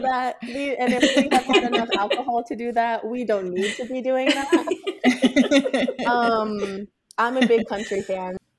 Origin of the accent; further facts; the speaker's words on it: Las Vegas, Nevada, United States; I'm born and raised in Las Vegas